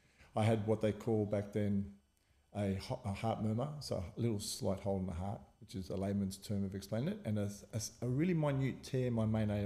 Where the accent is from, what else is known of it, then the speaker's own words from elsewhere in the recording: Sydney, New South Wales, Australia; also born or lived in Abbotsford, Sydney; We grew up in Surrey Hills.